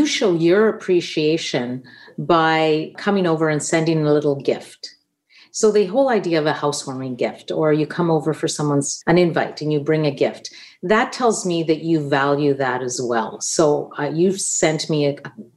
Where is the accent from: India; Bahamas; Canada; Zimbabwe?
Canada; Winnipeg, Manitoba; first language Italian; English is a second language; my first language was in fact Italian. So I learned English when I went to kindergarten. And then growing up in St. Boniface